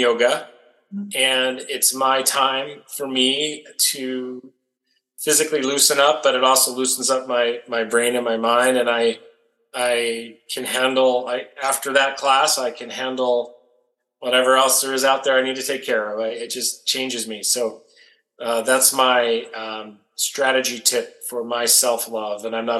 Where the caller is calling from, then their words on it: Las Vegas, Nevada, United States; I'm calling you from Las Vegas, Nevada, US. And I spend most of my time here, and this is sort of the base of operations now.